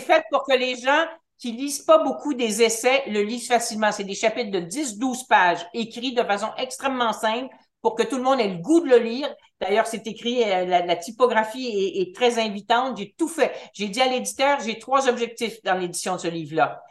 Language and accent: French; Montreal, Quebec, Canada; moved away as an adult; je suis montréalaise